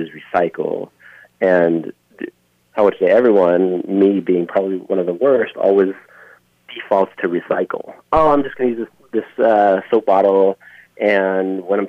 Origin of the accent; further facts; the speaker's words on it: Easter Island, Valparaíso, Chile; now in Minneapolis, United States; When I grew up there, I mean, when I was really young, we had one flight, maybe 2 or 3 weeks